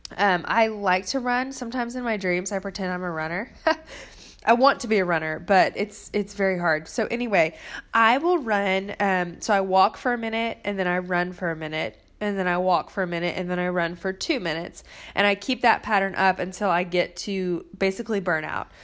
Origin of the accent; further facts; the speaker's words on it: Nashville, Tennessee, United States; I'm from Nashville, Tennessee, where there is a good restaurant on every corner.